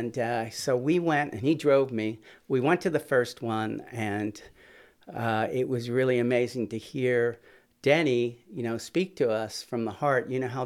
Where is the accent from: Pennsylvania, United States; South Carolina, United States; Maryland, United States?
Pennsylvania, United States; Philadelphia; No, I grew up there in Southwest Philly, went to John Bartram High School, and went to Temple University undergrad as music ed and the trombone.